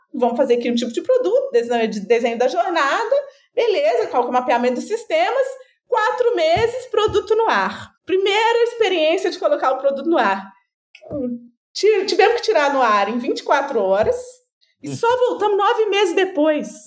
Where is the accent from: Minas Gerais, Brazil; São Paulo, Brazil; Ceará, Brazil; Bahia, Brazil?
Minas Gerais, Brazil; eu sou mineira